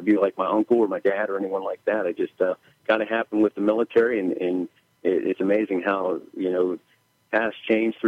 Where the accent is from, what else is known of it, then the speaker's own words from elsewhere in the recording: McKeesport, Pennsylvania, United States; I was born in McKeesport Hospital, raised in the city, grew up here in the city